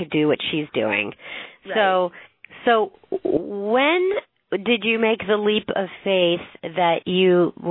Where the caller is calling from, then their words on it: Springfield, Missouri, United States; I am in Springfield, Missouri.